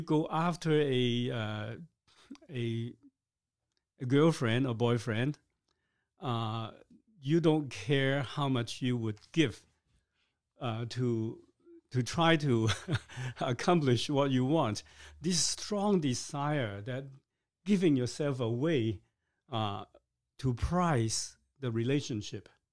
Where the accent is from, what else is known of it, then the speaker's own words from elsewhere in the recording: Hong Kong; now in Canada; I was born in Hong Kong